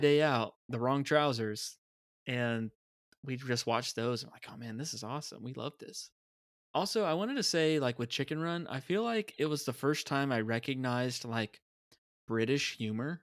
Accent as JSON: {"language": "English", "country": "United States", "said": "as a kid, being an American"}